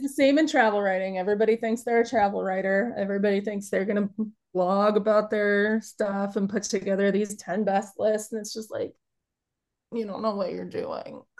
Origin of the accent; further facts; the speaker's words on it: Chicago, Illinois, United States; now in Upper Michigan, United States; I'm originally from Chicago